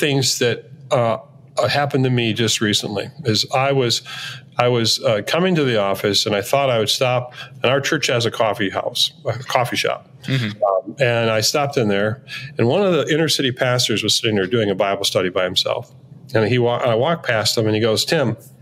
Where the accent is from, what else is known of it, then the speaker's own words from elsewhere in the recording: Minneapolis, Minnesota, United States; I'm from Minneapolis